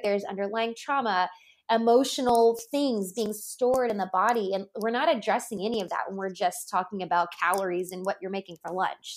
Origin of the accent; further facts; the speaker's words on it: Louisiana, United States; I grew up in the Bible Belt. I'm from Louisiana. Grew up in a very conservative state